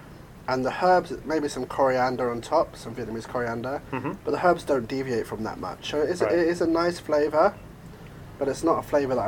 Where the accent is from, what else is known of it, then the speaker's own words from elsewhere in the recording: England, United Kingdom; and I'm from England, so obviously you guys know what the weather is like in England, quite rainy